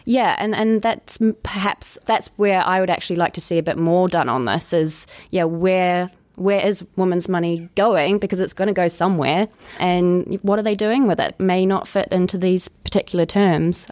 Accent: New Zealand; moved away; I grew up in New Zealand

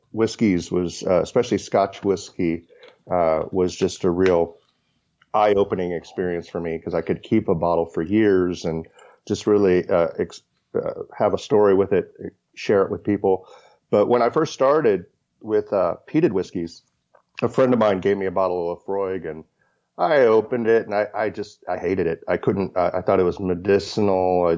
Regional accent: Kentucky, United States; I grew up in Kentucky, so I grew up as a bourbon drinker.

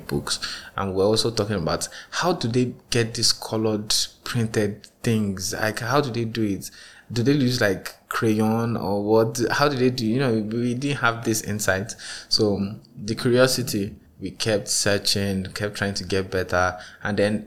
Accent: Nigeria; as a Nigerian child growing up

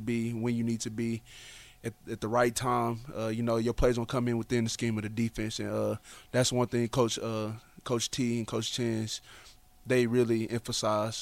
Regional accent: Dallas, Texas, United States; I'm from Dallas

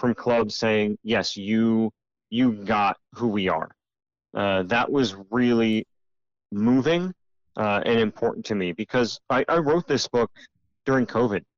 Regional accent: United States; as Americans, and especially as American men

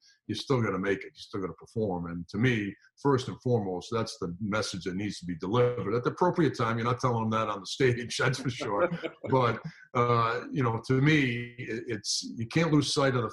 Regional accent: Rhode Island, United States; also born or lived in Kent, Connecticut; We're both from Rhode Island at the time.

